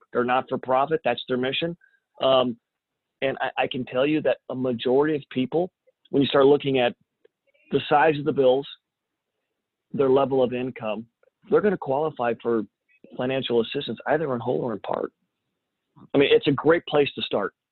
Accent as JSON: {"language": "English", "town": "Champaign", "region": "Illinois", "country": "United States", "tie": "born or raised there", "also_born_or_lived": "San Antonio, Texas", "moved": "as an adult", "said": "Champaign, Urbana, which is my hometown"}